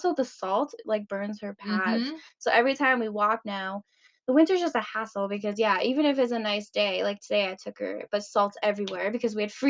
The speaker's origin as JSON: {"language": "English", "country": "Canada", "said": "And I'm Canadian. Like, obviously I love winter. Yeah. I was born in it."}